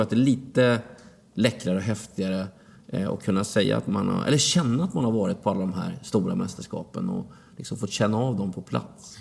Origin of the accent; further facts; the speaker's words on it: Linghem, Östergötland, Sweden; also born or lived in Mjölby; i klubbhuset hemma i Linghem